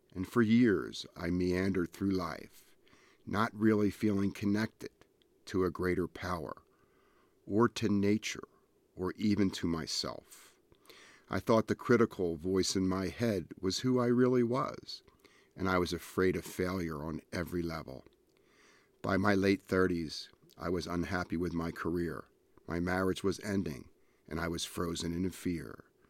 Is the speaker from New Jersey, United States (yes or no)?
yes; Ventnor City, New Jersey, United States; I grew up in New Jersey on Ventnor Beach. I was raised a hundred yards from the ocean.